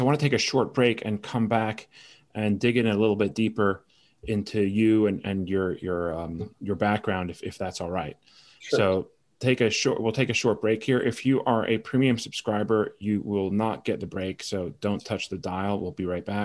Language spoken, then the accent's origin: English; Connecticut, United States; I was a Whalers fan for a while growing up in Connecticut